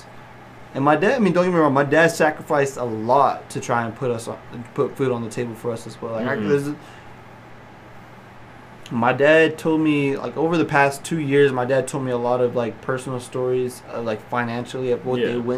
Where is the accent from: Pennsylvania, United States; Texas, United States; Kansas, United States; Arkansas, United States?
Texas, United States; Slaton; first language English; I grew up in Slayton, Texas